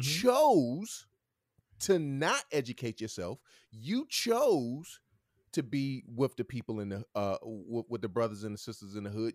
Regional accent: Martinsville, United States; I'm from Martinsville too

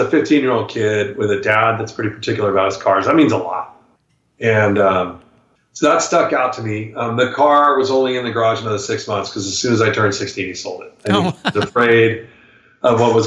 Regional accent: Folsom, California, United States; born or raised there

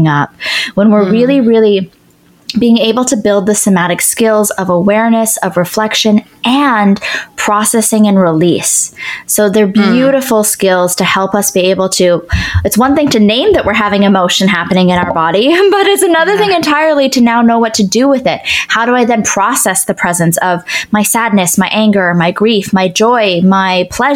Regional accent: Canada; also born or lived in Ottawa; So I'm Canadian. I lived in Ottawa.

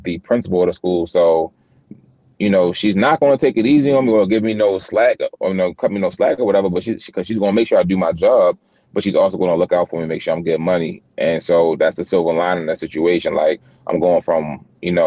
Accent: Baltimore, Maryland, United States; me being from where I'm from, in Baltimore, like West Baltimore City

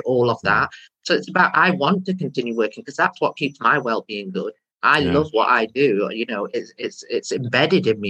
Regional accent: India; now in Stockport, United Kingdom; I'm not actually from Pakistan, I'm from India.

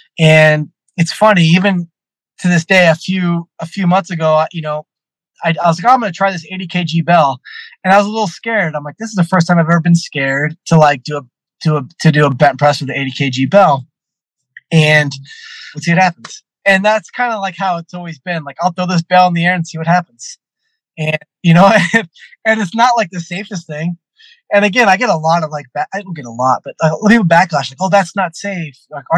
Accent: California, United States; I'm coming from California to Chicago.

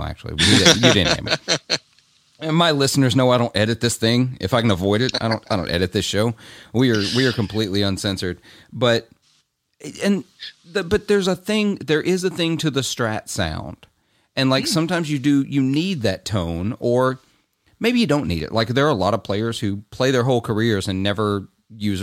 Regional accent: Clarksdale, Mississippi, United States; in my hometown, which is kind of it's a tourist trap town for the blues. I'm from Clarksdale.

